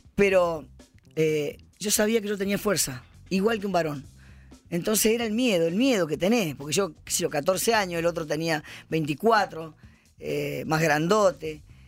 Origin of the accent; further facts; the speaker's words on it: Jujuy, Argentina; Yo nací en Jujuy, eh, en la pobreza justamente, somos siete hermanos. Y, tuve que aprender a trabajar desde chiquita